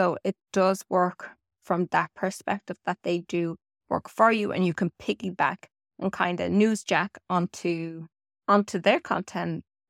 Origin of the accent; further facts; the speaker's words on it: Ireland; And yes, when I'm Irish and I say anything got to do with turds, trees, sorry about that.